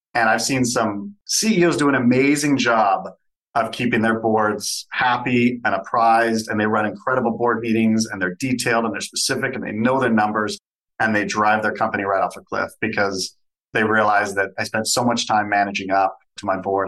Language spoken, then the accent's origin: English; Southern California, United States; now in Canada; I grew up in Southern California, was Canadian by birth, but grew up there, moved back to Canada